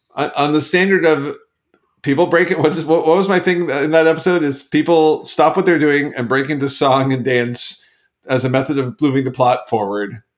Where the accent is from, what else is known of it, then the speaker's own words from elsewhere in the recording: Canada; I'm Canadian